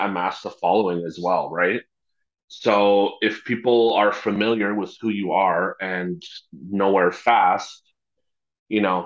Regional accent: Red Deer, Alberta, Canada; moved away as an adult; now in Edmonton, Canada; I'm from Red Deer. I've spent basically my whole life there.

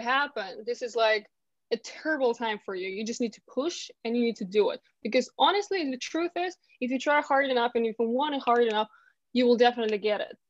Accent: Ukraine; English is a second language; moved away as an adult; now in London, United Kingdom

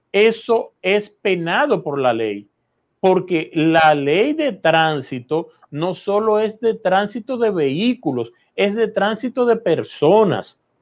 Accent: Dominican Republic; los dominicanos entendamos

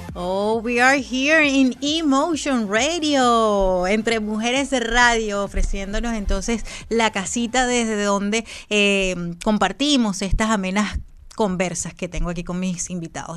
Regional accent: Falcón, Venezuela; moved away; mis atardeceres de, de mi tierra allá en Falcón, que la llevo siempre en mi corazón

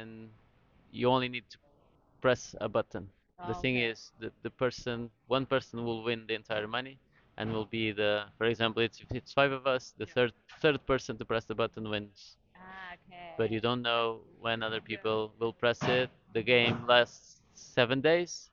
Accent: Lisbon, Portugal; I'm from Lisbon in Portugal

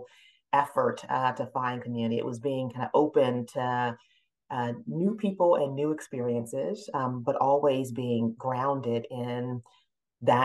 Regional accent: Durham, North Carolina, United States; also born or lived in Halifax County, North Carolina; I grew up in North Carolina, mostly in the Piedmont part of the state in Durham, North Carolina

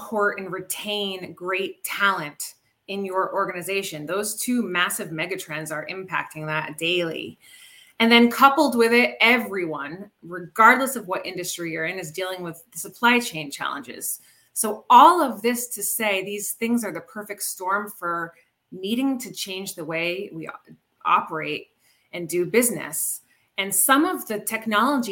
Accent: Rhode Island, United States; moved away as an adult; also born or lived in Chicago suburbs; now in Chicago, United States; I'm hailing from the Chicago suburbs, but I'm originally from Rhode Island

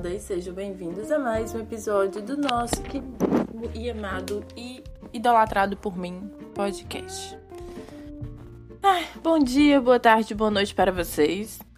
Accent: Ceará, Brazil; moved away as an adult

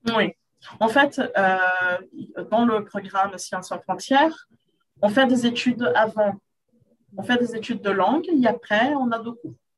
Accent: Rio de Janeiro, Brazil; French is a second language; Je suis brésilienne de Rio, Carioca

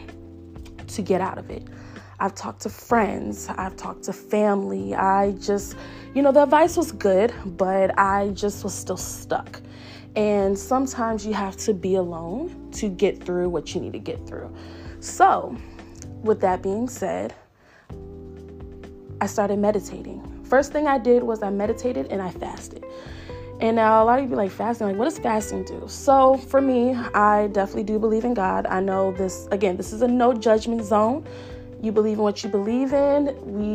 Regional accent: Richmond, Virginia, United States; I'm from Richmond, Virginia

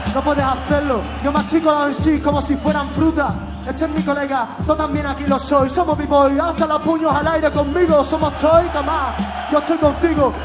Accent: Seville, Andalusia, Spain; Yo vengo de Sevilla City

